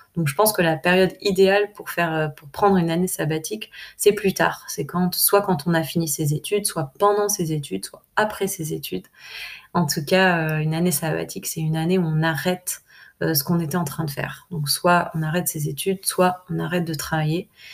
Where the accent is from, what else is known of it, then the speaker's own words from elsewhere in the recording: France; en tant que, en tant que française